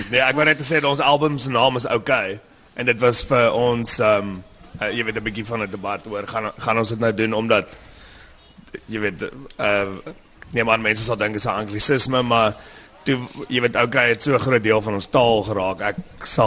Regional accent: Western Cape, South Africa; ons kom van die Kaap af, mense waar hulle nie daar is.

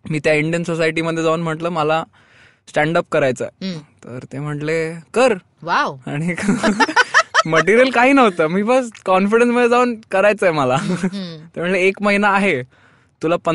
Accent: Maharashtra, India; मी मराठी माणूस आहे पण मी मराठीशी रिलेटेड काहीही करत नाही

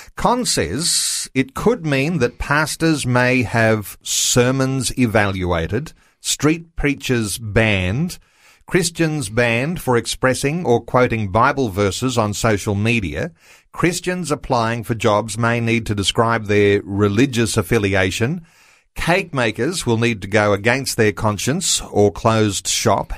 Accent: Australia; I'm an Australian.

